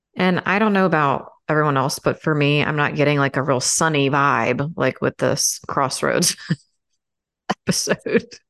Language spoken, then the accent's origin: English; Maryland, United States; now in Florida, United States; growing up in Maryland, I probably would have had more opportunity